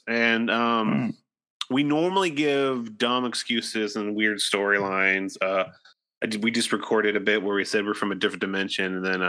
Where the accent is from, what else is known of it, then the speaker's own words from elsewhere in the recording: Ohio, United States; now in Nashville, United States; In my hometown, there was this in Ohio